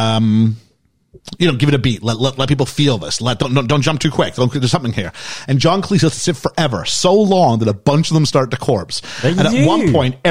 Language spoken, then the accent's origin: English; Canada; as a Canadian teenager